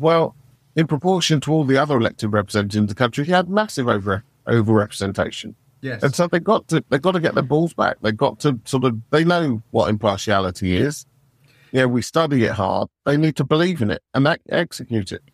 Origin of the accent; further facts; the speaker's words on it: United Kingdom; we're British